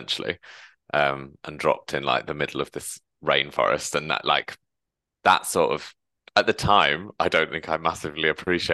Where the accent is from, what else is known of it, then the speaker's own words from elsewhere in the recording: England, United Kingdom; now in London, United Kingdom; the north as I'm from, there are no trains